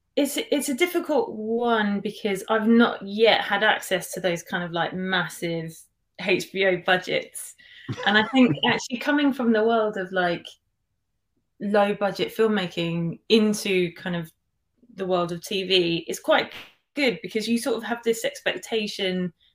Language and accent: English; United Kingdom; especially being a British kind of filmmaker, director